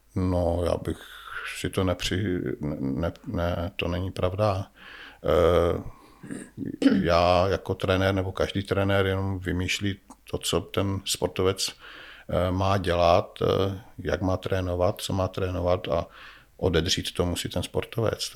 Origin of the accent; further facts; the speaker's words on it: Nový Jičín, Moravian-Silesian Region, Czechia; also born or lived in Brno / Kopřivnice; Já jsem rodilý Brňák, ale eh, žil jsem celé své mládí v Novém Jičíně.